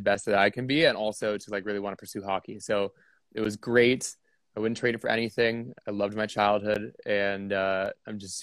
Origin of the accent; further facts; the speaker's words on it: California, United States; moved away; also born or lived in Scottsdale, Arizona; I grew up in California. My dad was an agent at the time